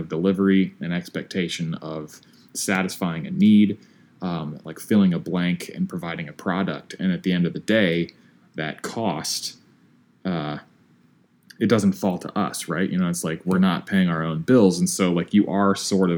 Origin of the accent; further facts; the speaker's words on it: Midwest, United States; growing up in the Midwest